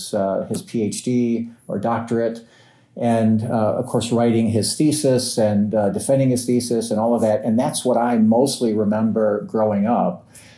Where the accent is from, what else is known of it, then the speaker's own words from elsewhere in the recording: Midwest, United States; also born or lived in Covington, Kentucky / Cincinnati, Ohio; So I'm a Midwestern guy. I think, I like to tell people I grew up in the Midwest. I've got Midwestern values. When I say the Midwest, it's a little bit broad. I was born in Covington, Kentucky, lived initially right across the river in Cincinnati, Ohio